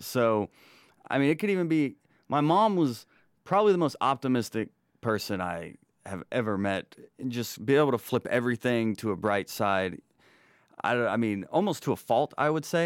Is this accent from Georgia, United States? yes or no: yes; Rome, Georgia, United States; now in Atlanta, United States; I'm originally from Rome, Georgia